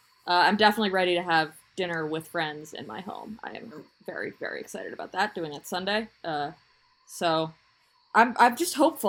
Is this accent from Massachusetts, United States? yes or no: yes; Boston, Massachusetts, United States; now in New York, United States; I grew up in Boston